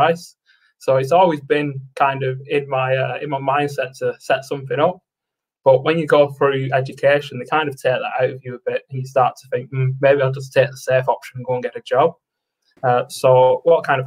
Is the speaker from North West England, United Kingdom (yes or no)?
yes; Preston, North West England, United Kingdom; I'm from Preston in the United Kingdom.